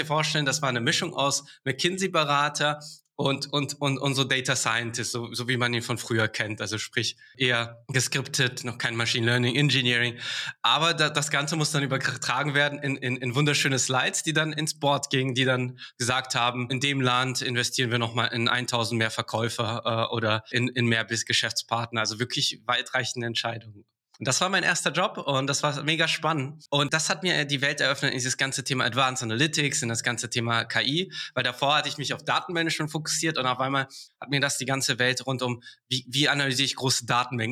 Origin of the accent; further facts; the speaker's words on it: Karlsruhe, Baden-Württemberg, Germany; moved away as an adult; also born or lived in England; now in Berlin, Germany; ich komme ursprünglich aus Karlsruhe